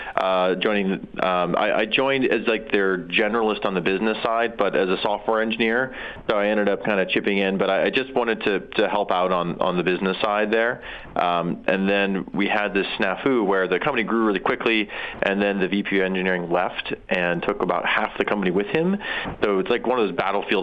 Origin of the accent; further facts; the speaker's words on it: South Dakota, United States; moved away as an adult; I'm from South Dakota mostly.